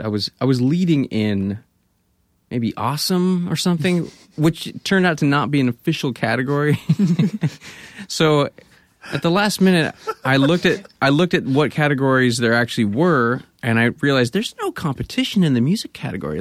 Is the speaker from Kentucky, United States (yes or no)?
no; Grass Valley, California, United States; moved away; also born or lived in Bay Area; I grew up in Grass Valley.